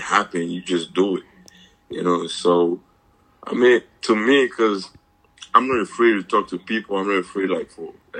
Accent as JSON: {"language": "English", "country": "Côte d’Ivoire", "moved": "yes", "lives_now": "United States", "said": "I'm from Ivory Coast"}